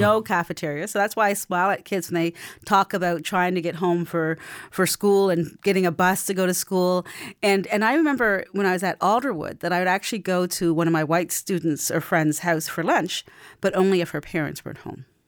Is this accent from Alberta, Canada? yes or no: no; Beechville, Nova Scotia, Canada; also born or lived in Cherry Brook; I've been born and raised in Beachville